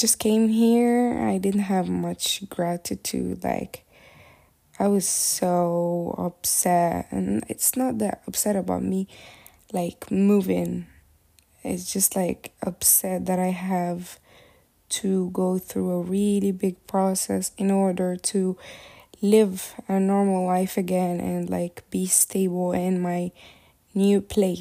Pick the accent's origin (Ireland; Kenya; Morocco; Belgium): Morocco; moved away as an adult; now in Turkey; I moved out from Morocco to Turkey for college purposes